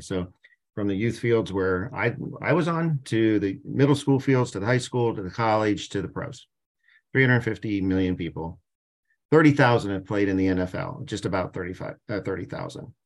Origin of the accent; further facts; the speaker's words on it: Canton, Ohio, United States; I'm from Canton, Ohio